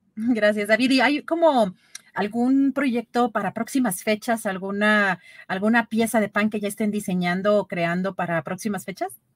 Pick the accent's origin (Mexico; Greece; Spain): Mexico